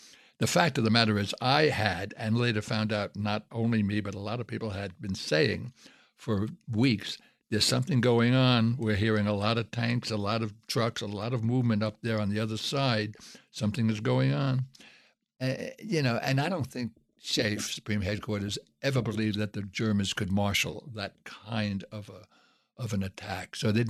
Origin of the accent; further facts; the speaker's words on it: Brooklyn, New York, United States; They didn't know I was the wimp from Brooklyn who couldn't hit two sewers and was always picked up last for the teams.